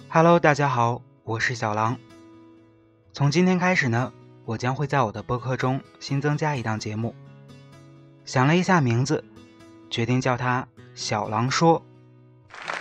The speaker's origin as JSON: {"language": "Chinese", "country": "China", "said": "我们中国人"}